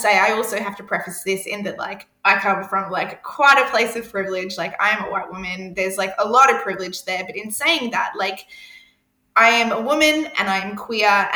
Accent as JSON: {"language": "English", "region": "Queensland", "country": "Australia", "said": "I come from Queensland"}